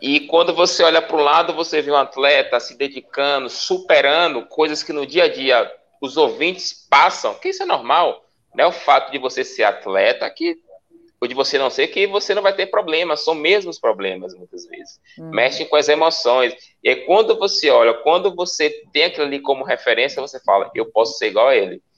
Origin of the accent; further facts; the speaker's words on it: Brazil; Nós, como brasileiros